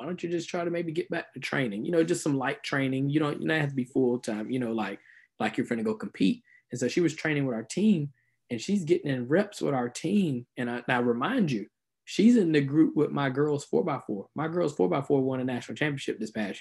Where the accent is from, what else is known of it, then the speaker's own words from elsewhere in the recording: South Georgia, United States; moved away as an adult; also born or lived in Melbourne, Florida; I'm originally from South Georgia.